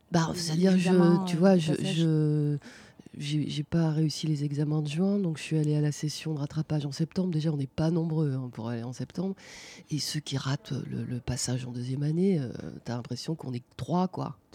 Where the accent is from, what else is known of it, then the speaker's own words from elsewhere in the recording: Grand Est, France; born there; je suis née en Lorraine, après on a beaucoup déménagé avec mes parents